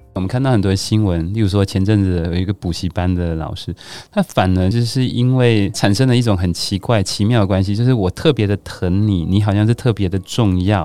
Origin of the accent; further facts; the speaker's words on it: Taiwan; 我觉得我们台湾人都对于很多事情保持着更开放的心态